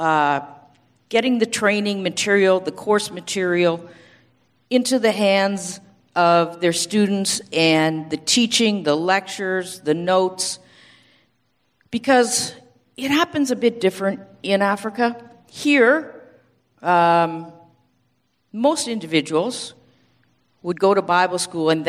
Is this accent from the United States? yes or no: no; Canada; moved away as an adult; I'm from Canada.